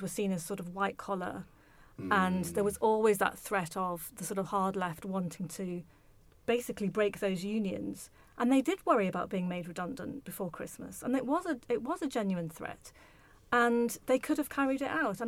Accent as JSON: {"language": "English", "town": "Liverpool", "region": "North West England", "country": "United Kingdom", "tie": "born or raised there", "moved": "as an adult", "said": "I grew up in Liverpool"}